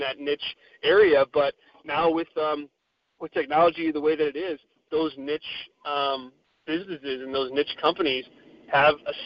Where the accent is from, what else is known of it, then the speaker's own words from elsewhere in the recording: Chicago, Illinois, United States; I'm from Chicago, and so we had the All Out show and then StarCast in my backyard here.